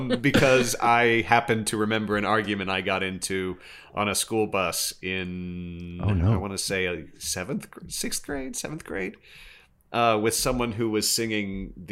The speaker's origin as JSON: {"language": "English", "region": "Kansas", "country": "United States", "tie": "born or raised there", "said": "And growing up in Kansas, honestly, I kind of thought it was Twister for a while."}